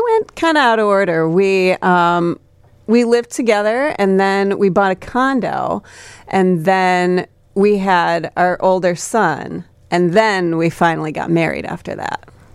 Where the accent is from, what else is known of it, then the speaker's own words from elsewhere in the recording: Buckingham, Iowa, United States; now in Chicago, United States; I grew up on a farm in Iowa.